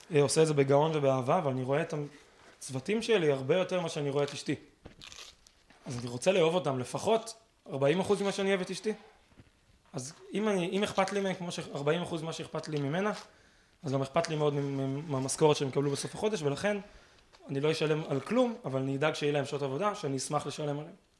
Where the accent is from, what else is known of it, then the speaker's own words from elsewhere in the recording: Israel; אנחנו כישראלים טובים